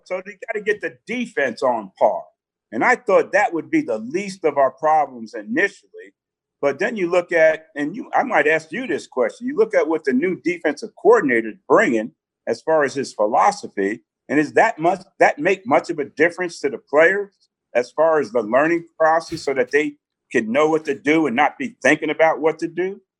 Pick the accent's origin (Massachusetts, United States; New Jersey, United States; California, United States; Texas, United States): New Jersey, United States; South River; moved away; I was a kid growing up in New Jersey